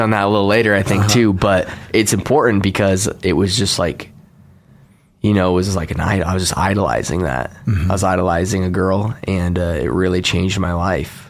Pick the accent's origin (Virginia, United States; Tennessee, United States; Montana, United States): Montana, United States; Billings; moved away as an adult; now in Boise, United States; I come from actually the only city in Montana, Billings.